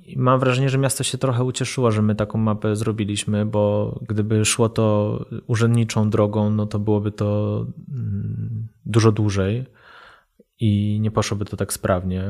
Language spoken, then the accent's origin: Polish; Kraków, Lesser Poland, Poland; ja się wychowałem na starym ruczaju